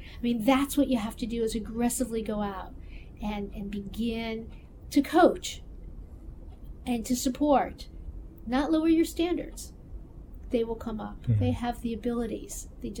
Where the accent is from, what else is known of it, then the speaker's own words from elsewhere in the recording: South Bend, Indiana, United States; now in Athens, Georgia, United States; I grew up in South Bend, Indiana, which is the home of Notre Dame. But it was a bigger city.